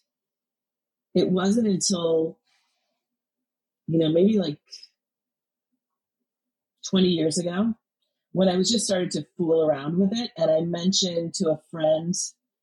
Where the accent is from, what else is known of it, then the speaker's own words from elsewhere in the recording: United States; I grew up on the Illinois-Wisconsin border